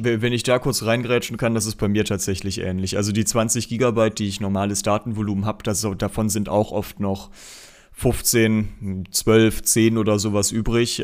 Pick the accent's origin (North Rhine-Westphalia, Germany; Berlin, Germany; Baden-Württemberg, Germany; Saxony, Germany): North Rhine-Westphalia, Germany; Aachen; als Aachener